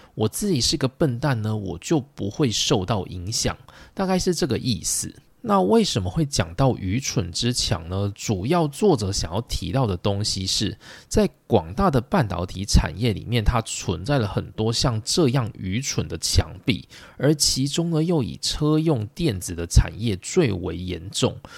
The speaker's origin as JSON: {"language": "Chinese", "region": "Taichung", "country": "Taiwan", "also_born_or_lived": "Pingtung (mother's ancestral home)", "moved": "yes", "lives_now": "Japan", "said": "回到我的台中家"}